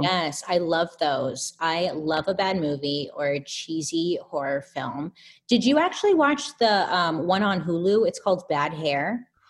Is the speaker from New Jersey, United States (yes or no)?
no; Inland Empire, Southern California, United States; the Inland Empire, Southern California